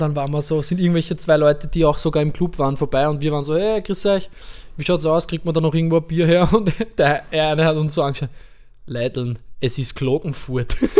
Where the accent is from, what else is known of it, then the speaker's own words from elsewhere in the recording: Vienna, Austria; in meinem Fall oder in unserem als Wiener